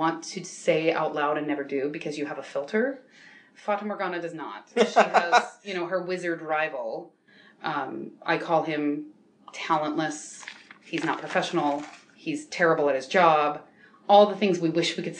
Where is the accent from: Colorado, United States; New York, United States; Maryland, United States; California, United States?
New York, United States; I'm a New Yorker